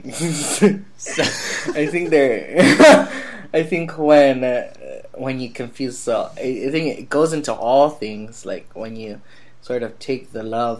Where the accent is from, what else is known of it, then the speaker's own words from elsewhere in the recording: United States; I'm very much American, born and raised